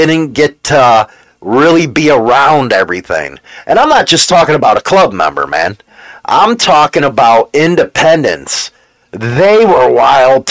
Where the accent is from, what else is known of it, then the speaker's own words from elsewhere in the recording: United States; I'm an American, and I'm an American biker.